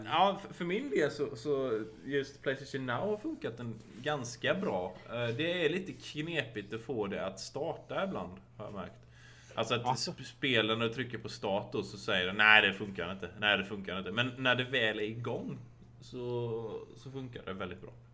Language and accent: Swedish; Sweden; now in United States; hemma i Sverige